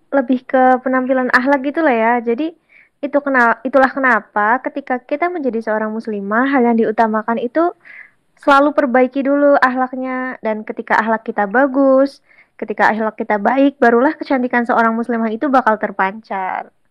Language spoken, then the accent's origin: Indonesian; Kebumen, Central Java, Indonesia; Sekarang aku sedang menempuh program studi S1 Farmasi semester 3 dan aku berasal dari Kebumen.